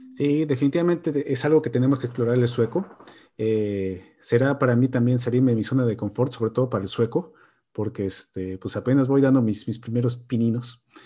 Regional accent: Mexico; moved away as an adult; now in Borås, Sweden; yo soy el único mexicano aquí en Borosa

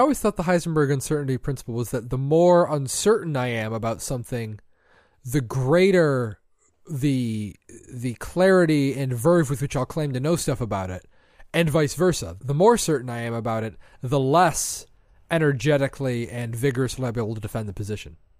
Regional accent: Michigan, United States; we are from Michigan

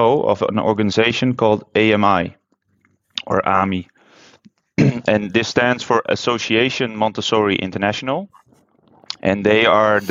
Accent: Netherlands; moved away as an adult; also born or lived in China; I'm from Holland

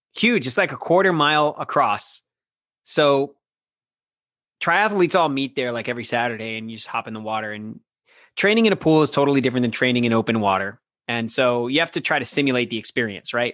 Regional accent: Florida, United States; also born or lived in New York; I grew up in Florida my entire life

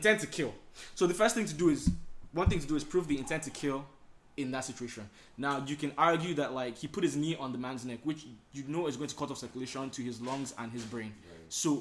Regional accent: Nigeria; now in United States; I'm Nigerian

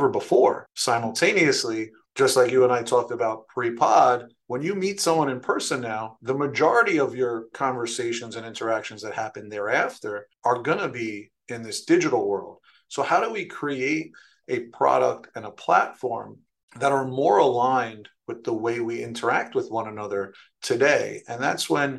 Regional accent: New York City, New York, United States; now in Stamford, United States; I was born and raised in New York City, in the Bronx

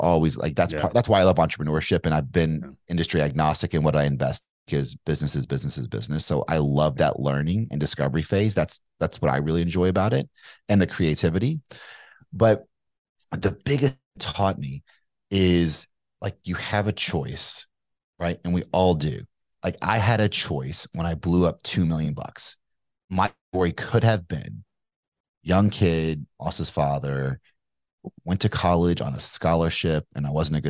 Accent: Kentucky, United States; accent: Kentucky; Like, yeah, that's great, but I'm from Kentucky. I had like more of a Kentucky accent. Like, you know, I'm from Kentucky.

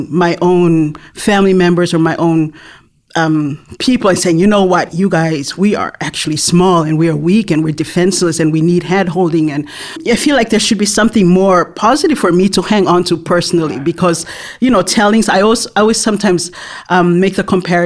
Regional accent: Tonga; I was born and raised in Tonga

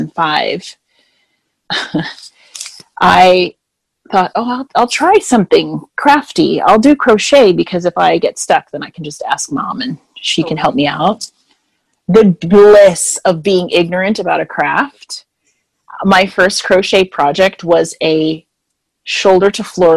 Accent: Jamaica; also born or lived in Winnipeg, Manitoba, Canada; now in Florida, United States; I am originally from Jamaica, and I'm a passport-carrying Canadian.

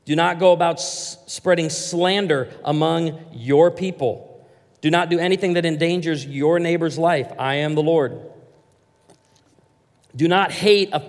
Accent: Branson, Missouri, United States; I come from Branson, Missouri, and patriotism and honoring our veterans, high on the list

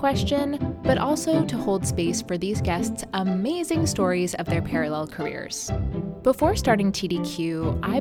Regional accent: South Carolina, United States; also born or lived in Kansas City, Missouri; now in New York City, United States; my hometown in South Carolina.

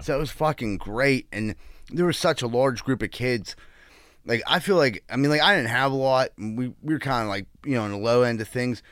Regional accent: Pittsburgh, Pennsylvania, United States; I grew up in Greenfield

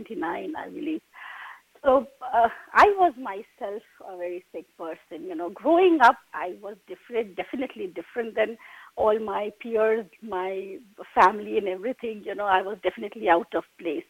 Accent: India; moved away; I come from India

